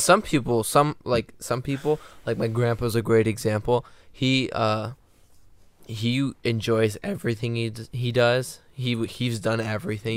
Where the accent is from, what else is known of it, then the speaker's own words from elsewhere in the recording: just south of Detroit, Michigan, United States; I'm from just south of Detroit.